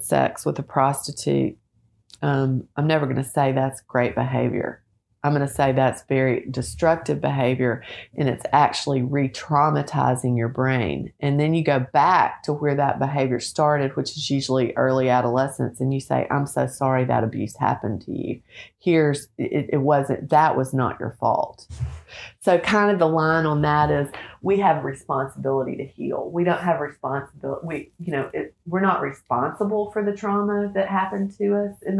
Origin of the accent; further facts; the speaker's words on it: Little Rock, Arkansas, United States; now in Nashville, United States; I grew up in Little Rock, went to the University of Arkansas, and love our home state